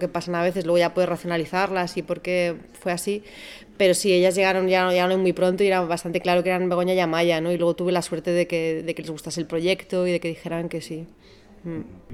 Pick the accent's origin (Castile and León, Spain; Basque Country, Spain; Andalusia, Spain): Basque Country, Spain; Yo soy del País Vasco